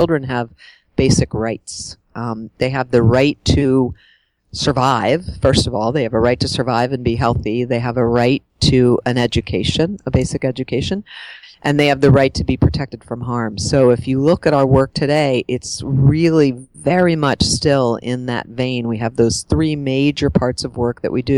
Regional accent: Pennsylvania outside of Pittsburgh, United States; I grew up in Pennsylvania outside of Pittsburgh and had a pretty kind of normal suburban life

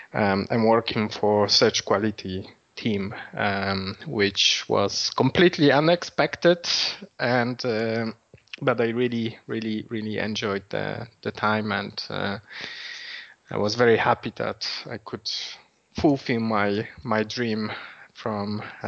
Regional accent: Poland; English is a second language; now in Dublin, Ireland; as you can hear from my accent, I'm not from Dublin originally.

